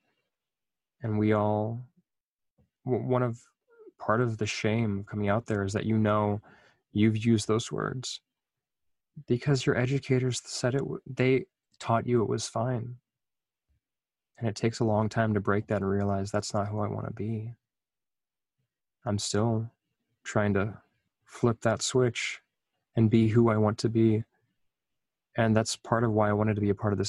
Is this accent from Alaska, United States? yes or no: yes; Anchorage, Alaska, United States; I was growing up in this community